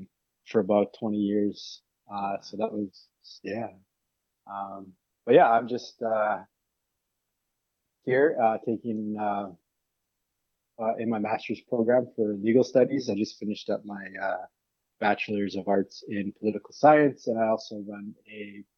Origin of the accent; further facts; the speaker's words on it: Manitoba, Canada; I come from Saguin First Nations in Manitoba, Treaty 1 territory.